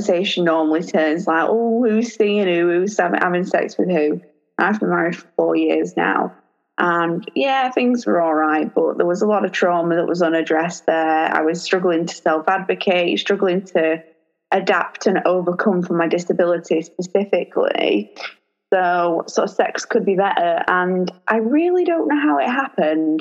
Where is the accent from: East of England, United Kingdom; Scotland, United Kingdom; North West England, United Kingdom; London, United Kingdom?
North West England, United Kingdom; Lancashire; I'm about 40 minutes away from Liverpool, but I'm from Lancashire.